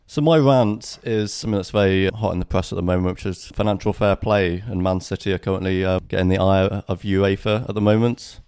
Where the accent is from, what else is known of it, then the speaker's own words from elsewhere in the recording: Birmingham, West Midlands, United Kingdom; now in Budleigh Salterton, United Kingdom; growing up in Birmingham in the mid-nineties